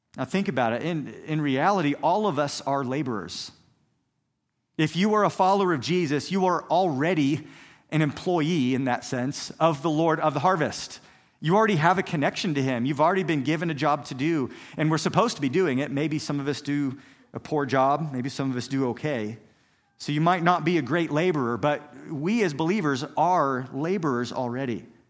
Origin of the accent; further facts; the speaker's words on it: Kansas, United States; I grew up here in Kansas